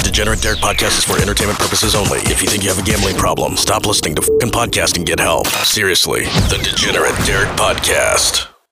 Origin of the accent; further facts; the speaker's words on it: the South, United States; I'm from the South. I can I can speak Cajun.